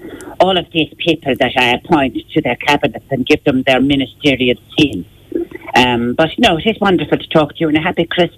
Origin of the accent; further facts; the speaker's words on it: Ireland; accent: Galwegian, Clare and Limerick; And, of course, my own accent being Galwegian and Clare and Limerick combined.